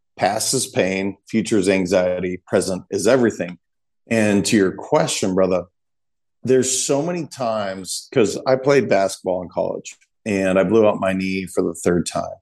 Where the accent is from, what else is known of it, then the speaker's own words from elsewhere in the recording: Montana, United States; I'm a kid from Montana that was taught not to cry